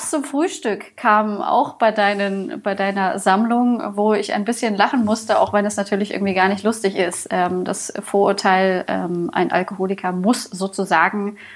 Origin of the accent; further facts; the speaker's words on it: Bavaria, Germany; Also ich meine, ich komme hier aus Bayern, ähm, Bier ist ein Grundlebensmittel sozusagen.